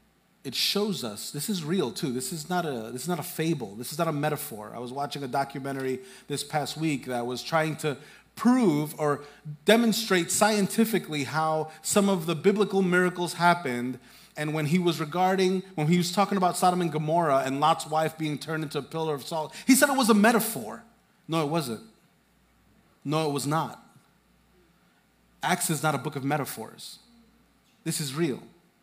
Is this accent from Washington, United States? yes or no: no; Hempstead, New York, United States; I'm from Hempstead.